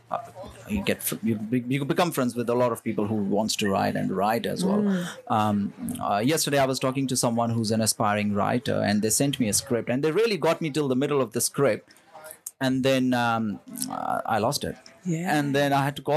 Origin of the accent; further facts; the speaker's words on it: India; moved away as an adult; now in Melbourne, Australia; I'm from India. I'm born in India, raised in India. I moved to Melbourne when I was 18